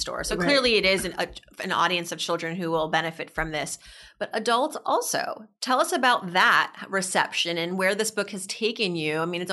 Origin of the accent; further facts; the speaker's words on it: Massachusetts, United States; school cafeteria growing up in Massachusetts